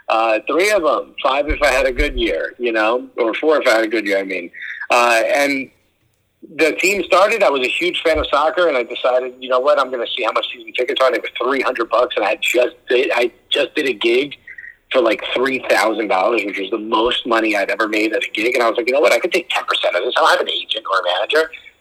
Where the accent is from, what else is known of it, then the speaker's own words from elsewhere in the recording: Newark, New Jersey, United States; I grew up in Newark, New Jersey. And, you know, I grew up with a ton of Puerto Ricans and Dominicans in my neighborhood